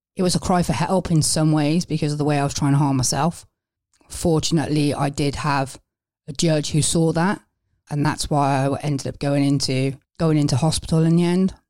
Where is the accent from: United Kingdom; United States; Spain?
United Kingdom; Wales; moved away as an adult; now in England; I'm originally from Wales